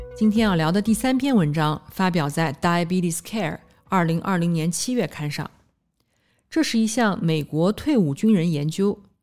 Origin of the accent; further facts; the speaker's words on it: Nanjing, Jiangsu, China; 我来自南京，读完博士，在三甲医院的心脏科干了七年